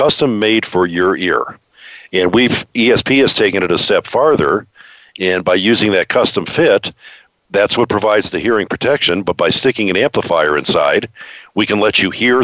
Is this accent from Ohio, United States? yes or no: yes; Ohio, United States; I grew up in suburbia in Ohio